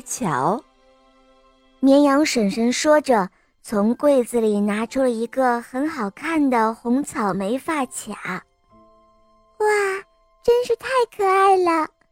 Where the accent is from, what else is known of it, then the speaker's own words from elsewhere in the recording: Jiangxi, China; 我来自江西，我五岁了